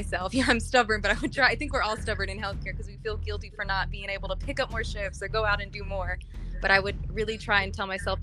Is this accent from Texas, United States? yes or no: yes; Texas, United States; now in New Mexico, United States; Texas is my home state, and so to kind of try and help out my home community